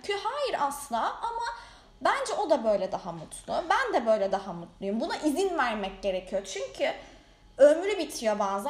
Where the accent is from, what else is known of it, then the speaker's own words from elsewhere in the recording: Bandırma, Balıkesir, Turkey; also born or lived in Erdek / Istanbul; Bandırmalıyım, yazları Erdek'teyim.